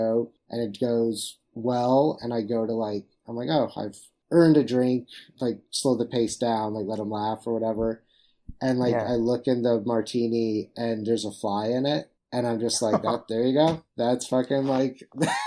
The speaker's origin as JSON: {"language": "English", "town": "Jacksonville", "region": "Florida", "country": "United States", "said": "I'm from Jacksonville, Florida"}